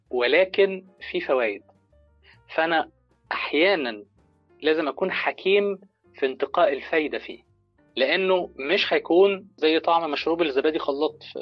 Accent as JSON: {"language": "Arabic", "country": "Egypt", "said": "بيفضل قاعد في البيرفكت مي بقى وقاعد ومدد رجليه زي ما بنقول عندنا في مصر كده"}